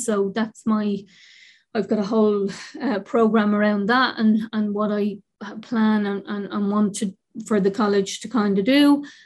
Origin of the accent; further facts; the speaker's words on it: Dublin, Leinster, Ireland; I grew up in the North Inner City. I'm from the North Inner City and incredibly proud